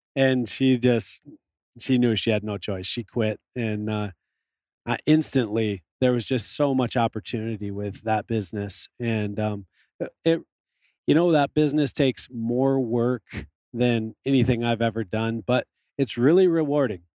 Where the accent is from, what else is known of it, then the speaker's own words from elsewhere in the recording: Michigan, United States; moved away as an adult; also born or lived in Montana; I grew up in Michigan